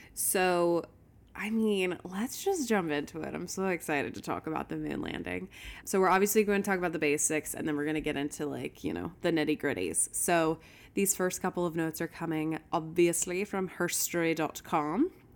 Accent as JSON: {"language": "English", "town": "Houston", "region": "Texas", "country": "United States", "tie": "born or raised there", "said": "I grew up in Houston"}